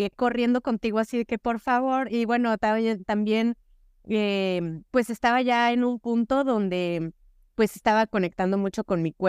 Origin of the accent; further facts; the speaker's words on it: Mexico; porque por supuesto que no son, acá en México decimos que no son enchiladas, ¿no?